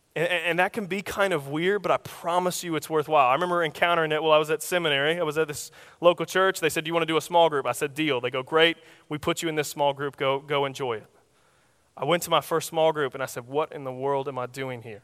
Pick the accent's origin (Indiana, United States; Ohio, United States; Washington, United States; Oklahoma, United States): Oklahoma, United States; I'm from Oklahoma, so, uh, our common weather is tornadoes